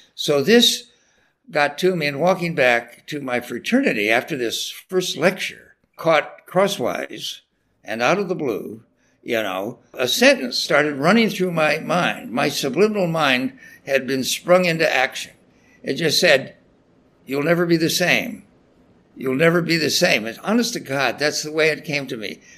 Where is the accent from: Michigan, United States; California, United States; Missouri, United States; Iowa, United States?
California, United States; Salinas; where I grew up in Salinas, California, you know, it's a tough town of growers and a big rodeo there.